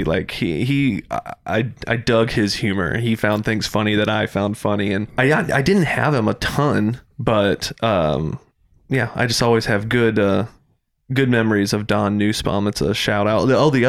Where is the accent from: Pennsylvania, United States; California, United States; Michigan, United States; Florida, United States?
Pennsylvania, United States; Doylestown; I grew up in Doylestown.